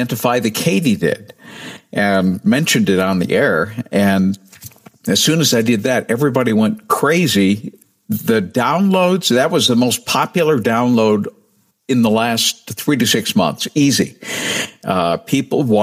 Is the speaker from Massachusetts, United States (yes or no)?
yes; New Bedford, Massachusetts, United States; moved away; also born or lived in Cedar Rapids, Iowa; my hometown station, a 5,000-watt AM station in New Bedford